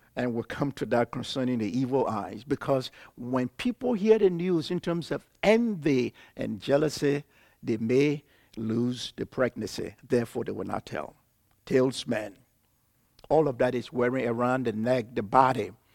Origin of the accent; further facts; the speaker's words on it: Liberia; I was born and raised in Liberia.